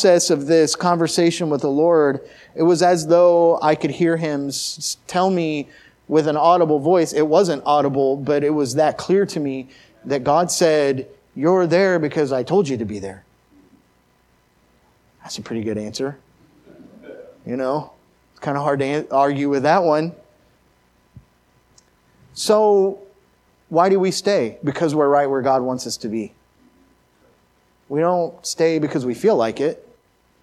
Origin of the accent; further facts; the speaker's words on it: Oklahoma City, Oklahoma, United States; also born or lived in Missouri / Nebraska; now in Glendale, United States; I'm from Oklahoma City. I lived in Missouri for 8 years, and then I was in Nebraska for 10 years.